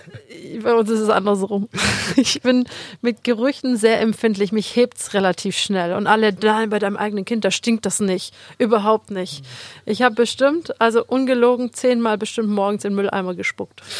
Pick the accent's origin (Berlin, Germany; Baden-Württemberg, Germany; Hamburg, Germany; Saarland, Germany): Baden-Württemberg, Germany; Metzingen; ich bin aus Metzingen